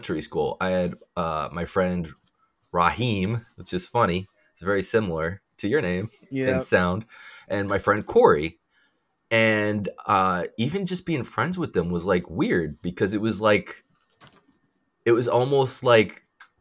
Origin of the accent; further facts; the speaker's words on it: Middletown, United States; I grew up in Middletown itself, and it was the whitest